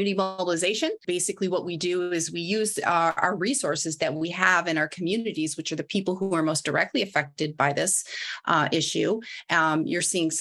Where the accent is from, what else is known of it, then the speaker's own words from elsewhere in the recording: Midwest, United States; moved away; I'm from the Midwest